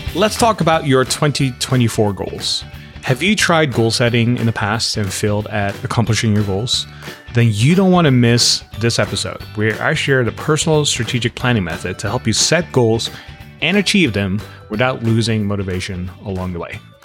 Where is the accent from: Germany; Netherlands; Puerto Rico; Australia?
Netherlands; moved away as an adult; also born or lived in Los Angeles; now in United States; I grew up in the Netherlands